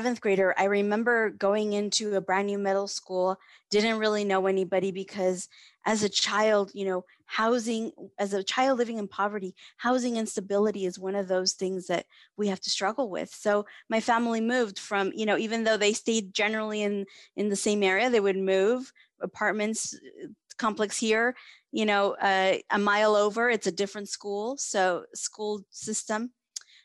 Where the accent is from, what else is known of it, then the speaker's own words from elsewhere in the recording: Fresno, California, United States; also born or lived in Mexico; I have lived in Fresno since I was 7 years old